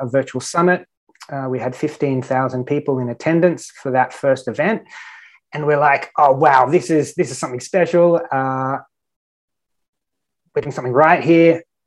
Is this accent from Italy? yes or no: no; Australia; moved away as an adult; now in Malta; I'm an Australian online business owner.